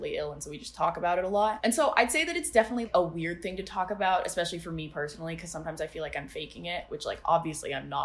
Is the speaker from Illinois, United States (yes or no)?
no; Steamboat Springs, Colorado, United States; moved away as an adult; also born or lived in Maine; now in Evanston, United States; I'm from Steamboat Springs, Colorado